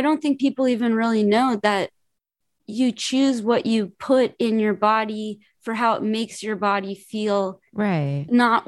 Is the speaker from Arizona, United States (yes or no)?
no; Los Angeles, California, United States; also born or lived in New York; I'm from Los Angeles. I only lived in Los Angeles and New York.